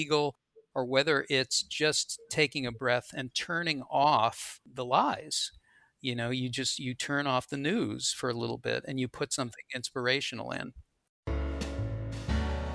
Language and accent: English; Boston, Massachusetts, United States; when I was growing up in Boston